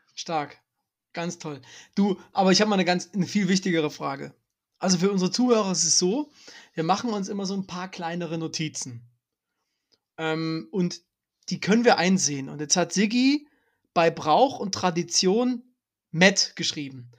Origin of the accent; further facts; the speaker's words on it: Dresden, Saxony, Germany; ich bin ja Dresdner